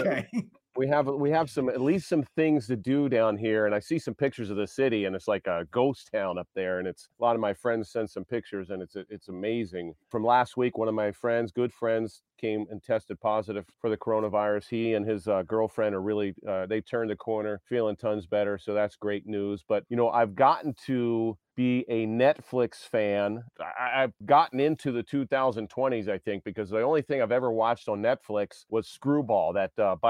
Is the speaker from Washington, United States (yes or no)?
no; Baltimore, Maryland, United States; moved away as an adult; I grew up in Baltimore